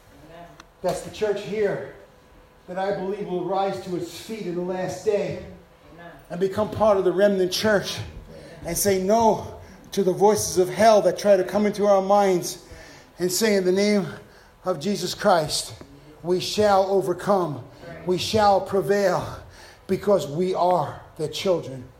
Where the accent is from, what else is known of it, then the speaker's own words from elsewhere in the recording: New York City, New York, United States; my boyhood idol was Willie Mays growing up in Brooklyn.